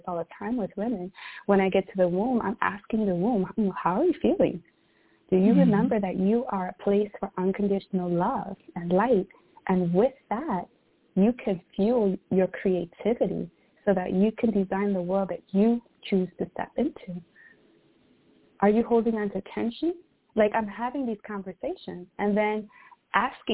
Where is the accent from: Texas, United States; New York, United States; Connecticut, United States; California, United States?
New York, United States; New York City; moved away as an adult; I was born and raised in Brooklyn, New York.